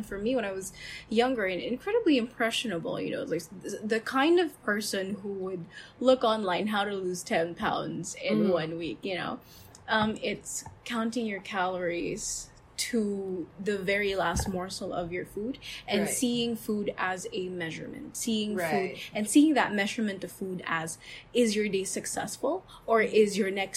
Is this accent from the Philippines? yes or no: yes; Philippines; as a Filipino